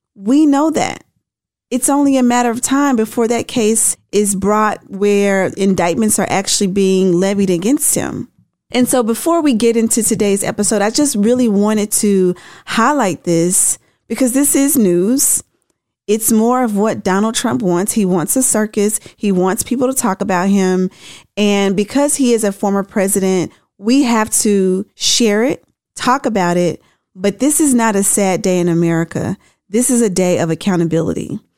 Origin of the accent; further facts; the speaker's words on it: Tennessee, United States; my home state of Tennessee